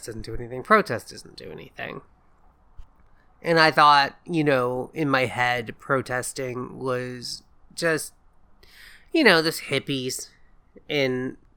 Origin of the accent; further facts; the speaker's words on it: the South, United States; I grew up in the South